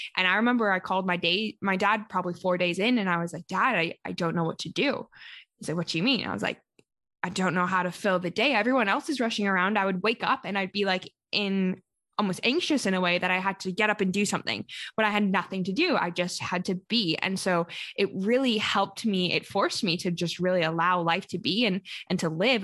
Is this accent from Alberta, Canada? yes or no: yes; Calgary, Alberta, Canada; first language English; I am currently located in my hometown, which is Calgary, Alberta, Canada